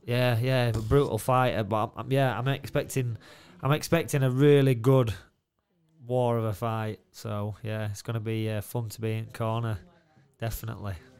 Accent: Doncaster, Yorkshire and the Humber, United Kingdom; Donnydome, it's like, it's me, it's my hometown. All my mates are there.

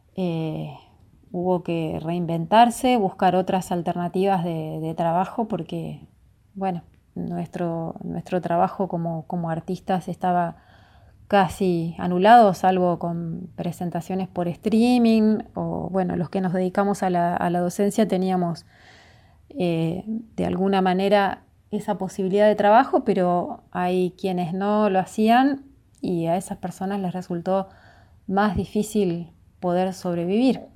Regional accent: Ingeniero Jacobacci, Río Negro, Argentina; now in Luis Guillón, Argentina; Yo soy Río Negrina, de Ingeniero Jacobasi, pero vivo en Luis Guillón

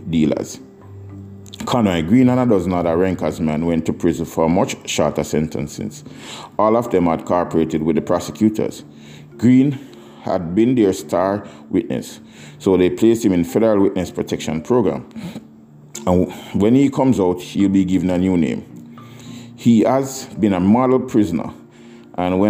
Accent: Kingston, Jamaica; moved away; the place where we grew up in Mountain View

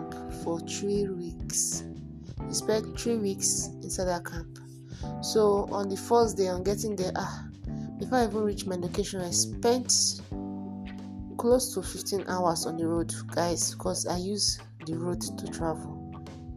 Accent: Port Harcourt, Rivers State, Nigeria; I grew up in Port Harcourt. I was giving birth to in Port Harcourt. I stayed in Port Harcourt all my life

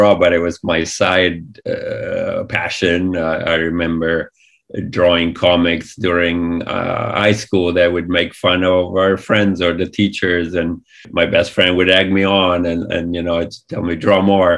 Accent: Italy; moved away as an adult; all this amazing animation that we grew up with in Italy

